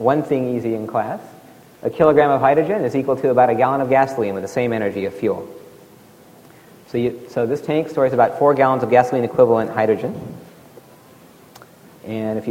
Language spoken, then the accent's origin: English; Alaska, United States; Here's where I grew up in Alaska, 0 degrees